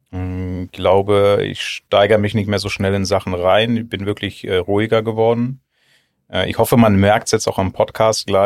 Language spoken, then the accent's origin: German; Northern Germany, Germany; Ja, moin, moin, äh, daran hört man es, wo ich herkomme.